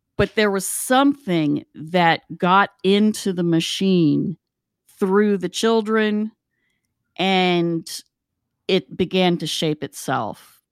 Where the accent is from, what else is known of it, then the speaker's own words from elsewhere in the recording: West Virginia, United States; we grew up in West Virginia